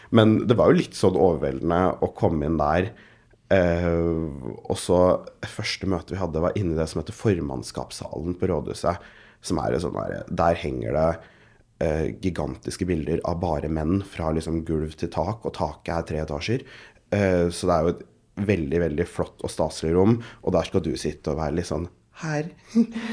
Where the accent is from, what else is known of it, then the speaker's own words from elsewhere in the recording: Oslo, Norway; jeg har vokst opp på Golia